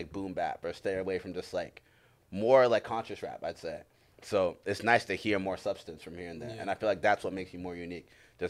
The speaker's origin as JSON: {"language": "English", "country": "United States", "tie": "born or raised there", "said": "I was born here"}